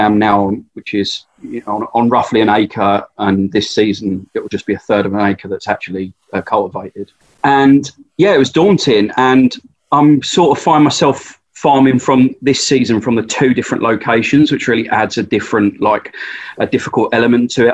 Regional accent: Essex, East of England, United Kingdom; Essex, if you don't know, I'm from Essex

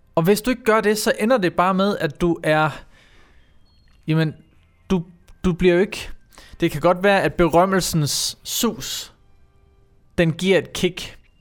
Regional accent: Herfølge, Zealand, Denmark; also born or lived in Roskilde / Sorø; jeg, er jo opvokset i Herfølge

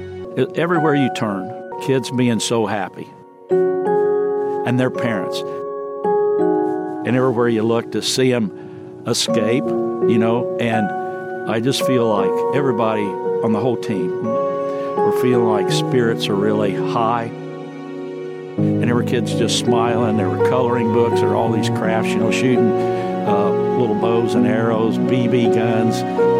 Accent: Springfield, Missouri, United States; my hometown, Springfield, Missouri.

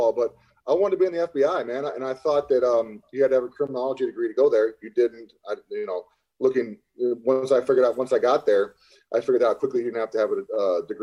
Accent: Lovington, New Mexico, United States; moved away as an adult; also born or lived in Chicago; I grew up in an oil field town. There was 9,000 people in my hometown, Lovington, New Mexico

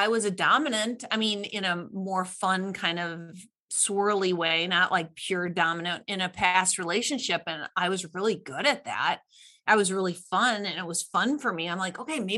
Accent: Midwest, United States; I'm from the Midwest and you know, Norwegian, German background

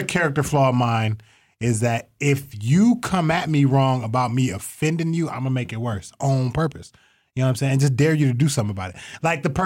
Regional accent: Toledo, Ohio, United States; I was raised in Toledo

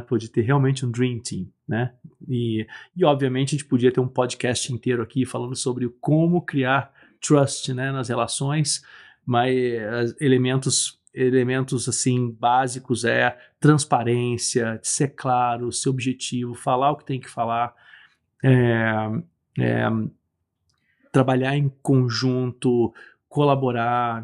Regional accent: Brazil; eu nasci no Brasil

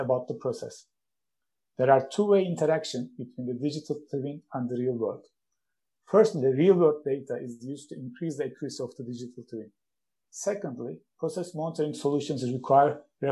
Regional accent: Istanbul, Turkey; moved away as an adult; now in Sheffield, United Kingdom; I'm originally from Istanbul, Turkey

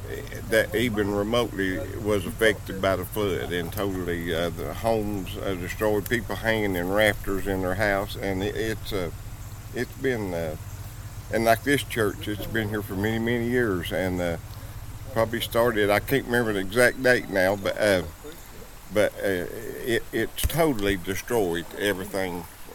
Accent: Hill Creek, West Virginia, United States; I live about 3 miles down in Hill Creek area too. And this has been I've lived here all my life.

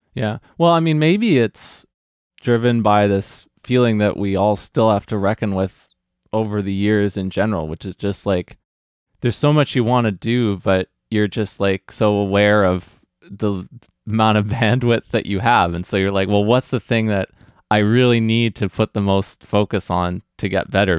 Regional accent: New Westminster, British Columbia, Canada; beautiful New Westminster, my hometown

